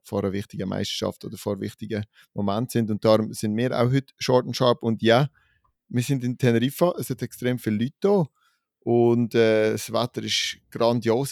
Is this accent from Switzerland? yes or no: yes; Switzerland; als Schweizer Gruppe